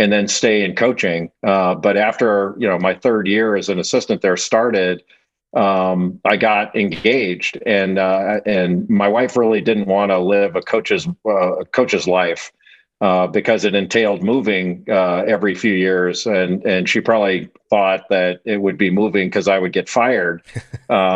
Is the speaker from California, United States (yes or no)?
yes; Los Angeles, California, United States; I grew up in Los Angeles in a area called Rolling Hills